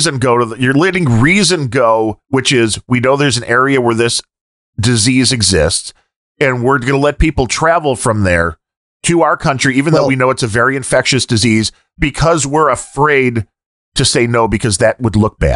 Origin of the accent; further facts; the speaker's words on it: United States